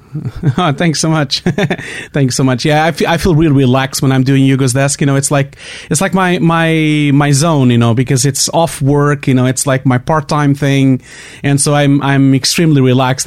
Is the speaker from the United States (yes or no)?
no; Portugal; English is a second language; I have a terrible accent. I can't really avoid it. I'm from Portugal.